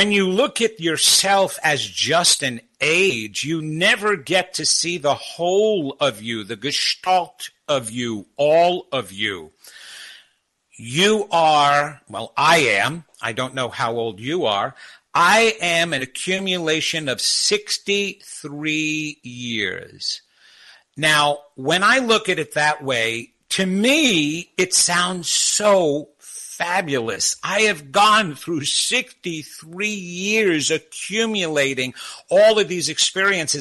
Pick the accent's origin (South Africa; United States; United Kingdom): United States; Long Island, New York; moved away as an adult; also born or lived in California / New Jersey; growing up on Long Island and dating there